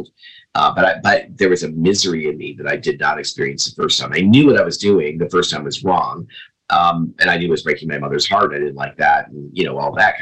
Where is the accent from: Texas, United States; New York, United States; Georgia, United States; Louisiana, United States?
New York, United States; Binghamton; moved away as an adult; also born or lived in Chicago area; now in Arizona, United States; I moved from the Chicago area back to upstate New York, to my hometown